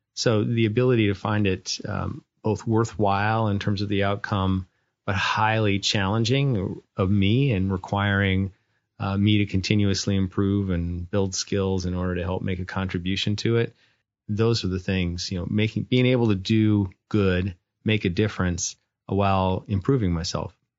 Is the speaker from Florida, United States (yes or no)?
no; North Dakota, United States; moved away; I grew up was born and raised in North Dakota